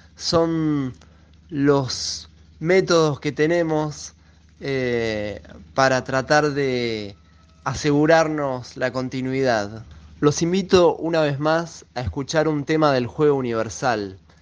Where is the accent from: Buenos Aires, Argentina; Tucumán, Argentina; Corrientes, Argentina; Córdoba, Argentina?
Buenos Aires, Argentina; Soy de Buenos Aires